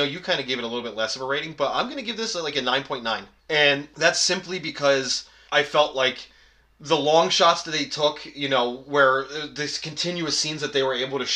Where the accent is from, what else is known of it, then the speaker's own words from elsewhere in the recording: New Jersey, United States; where I grew up in New Jersey